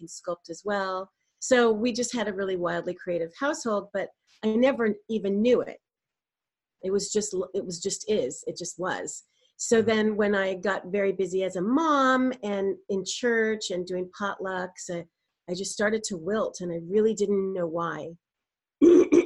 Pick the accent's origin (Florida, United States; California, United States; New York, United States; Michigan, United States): California, United States; Burbank; I was raised in Burbank in a very creative household